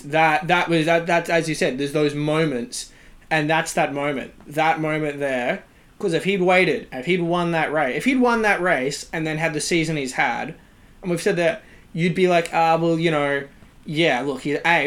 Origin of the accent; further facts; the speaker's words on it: Australia; we're all Australian